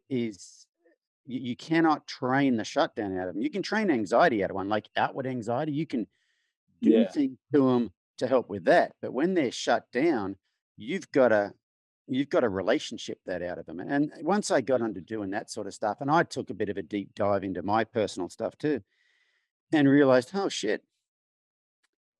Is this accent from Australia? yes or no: yes; Australia; accent: Australian; moved away as an adult; now in United States; growing up in Australia, male in rural Australia